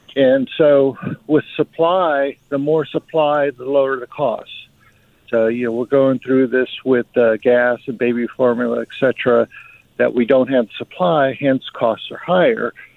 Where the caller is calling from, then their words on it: Atlanta, Georgia, United States; I'm calling from Atlanta